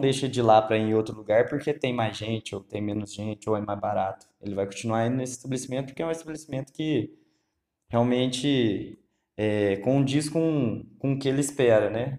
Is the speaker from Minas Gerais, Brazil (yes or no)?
yes; Lavras, Minas Gerais, Brazil; Sou morador de Lavras, Minas Gerais.